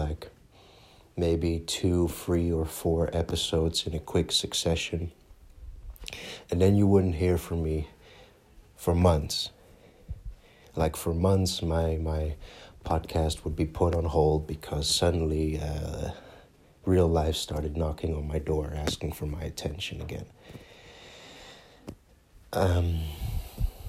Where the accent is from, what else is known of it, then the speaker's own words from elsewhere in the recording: Netherlands; English is a second language; I'm from the Netherlands. If my accent didn't give it away, great. But I'm born and raised in Holland